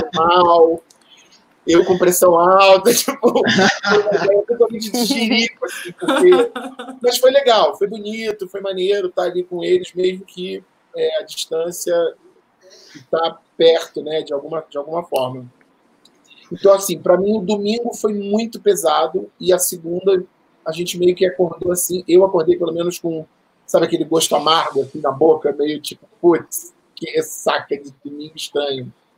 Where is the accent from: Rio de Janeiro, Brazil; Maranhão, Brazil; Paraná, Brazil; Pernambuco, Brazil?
Rio de Janeiro, Brazil; moved away as an adult; now in São Paulo, Brazil; eu me mudei aqui para São Paulo no dia 27 de março de 2019, ou seja, acabou de completar um ano, eu sou do Rio de Janeiro